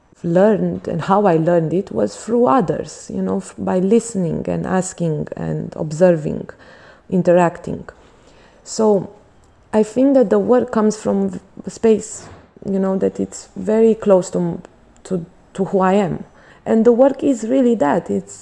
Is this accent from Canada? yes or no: no; Bucharest, Romania; I was born in Bucharest. I grew up in a household only of women, my grandmother and my mother.